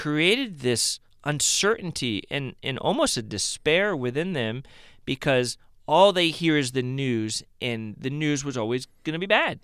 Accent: Cleveland, Ohio, United States; moved away as an adult; I'm from Cleveland, Ohio. I bleed Cleveland

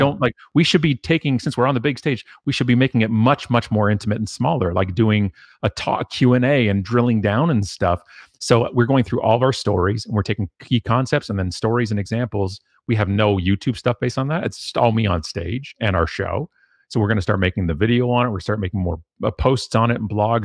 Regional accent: Canada; being Canadian

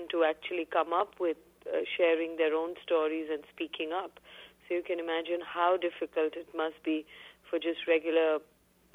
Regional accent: Delhi, India; I grew up in Delhi, and I continued by choice to stay in Delhi

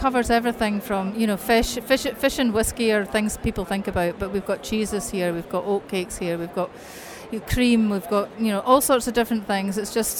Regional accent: Perth, Scotland, United Kingdom; born or raised there; moved away as an adult; now in Edinburgh, United Kingdom

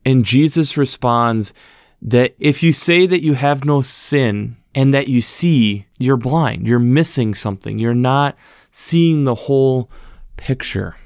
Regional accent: United States; a person who's been born and raised in America

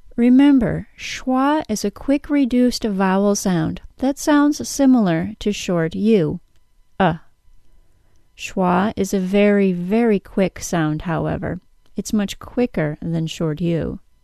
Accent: United States; accent: American; my American accent

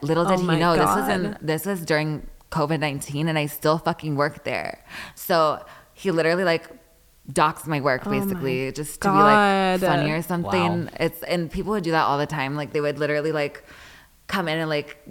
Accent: Riverside, California, United States; I just lived there for like 6 years when I went to like middle school and high school.

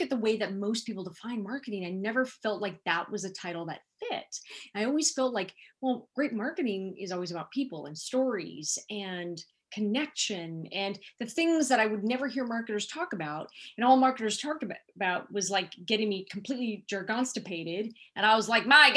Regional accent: Silicon Valley, California, United States; also born or lived in Los Angeles; I was born and raised in Silicon Valley, what is now Silicon Valley

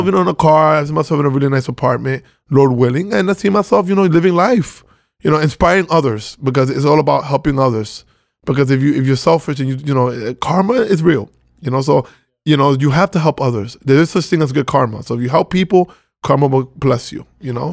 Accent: Venezuela; now in New York, United States; I was born in Venezuela, uh, two Dominican parents

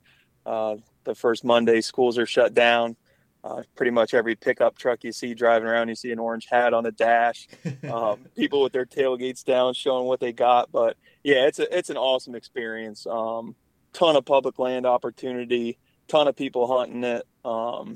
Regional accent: North Central Pennsylvania, United States; I grew up in North Central Pennsylvania

